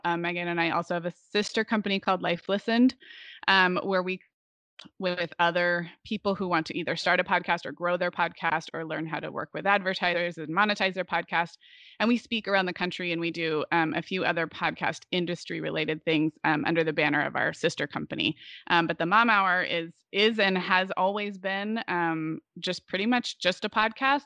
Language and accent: English; Santa Barbara, California, United States; moved away as an adult; also born or lived in Oregon / Chicago; I was actually in kindergarten when my family moved to Santa Barbara